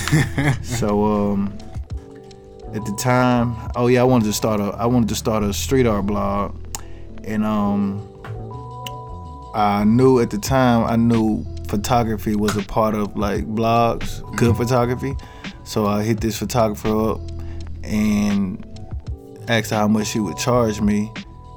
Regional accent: Moss Point, Mississippi, United States; moved away as an adult; also born or lived in Texas; now in New York, United States; I'm from a small town called Moss Point, Mississippi. It's on the Gulf Coast of Mississippi

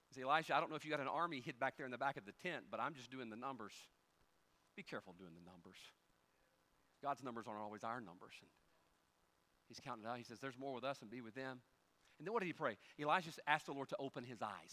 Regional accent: United States; We as Americans

